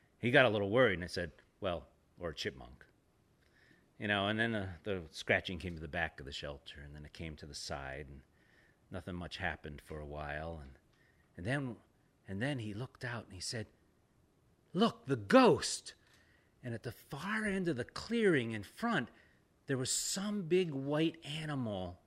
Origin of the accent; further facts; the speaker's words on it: the South, United States; I'm from the South